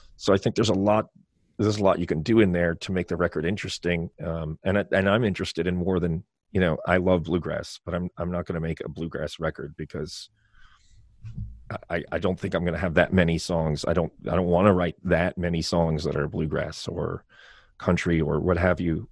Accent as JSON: {"language": "English", "town": "Baltimore", "region": "Maryland", "country": "United States", "also_born_or_lived": "Ireland", "said": "people would ask me, \"Where are you from?\" And I'd say, \"Baltimore.\""}